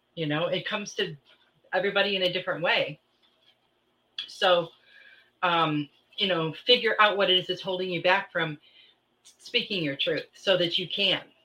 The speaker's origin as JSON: {"language": "English", "region": "Midwest", "country": "United States", "tie": "born or raised there", "moved": "yes", "said": "I grew up in the Midwest"}